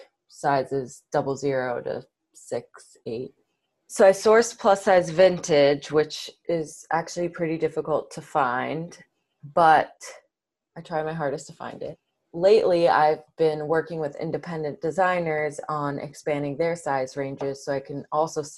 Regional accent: Brookline, Massachusetts, United States; I grew up in Brookline, Massachusetts, which is a suburb right outside of Boston

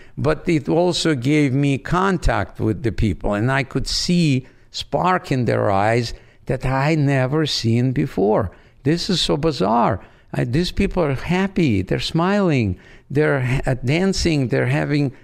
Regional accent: Odesa, Odesa Oblast, Ukraine; first language Russian; English is a second language; moved away as an adult; also born or lived in Branson, Missouri; now in United States; I grew up in Odessa on the Black Sea.

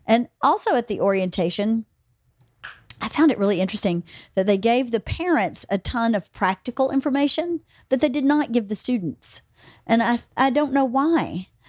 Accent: Georgia, United States; moved away; those kids at least in my hometown, are going to A P classes

